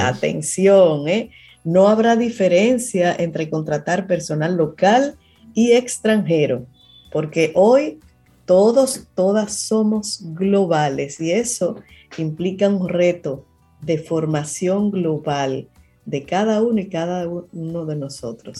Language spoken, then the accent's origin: Spanish; Dominican Republic; nosotros como dominicanos